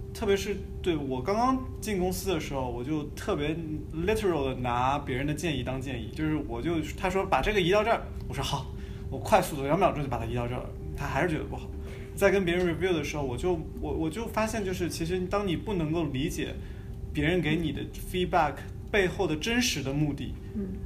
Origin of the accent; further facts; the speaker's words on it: China; 一些我们中国人讲的三十六计